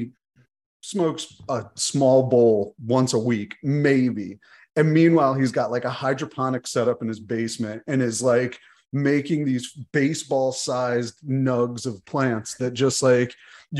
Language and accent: English; Northern Vermont, United States; moved away; I'm originally from Northern Vermont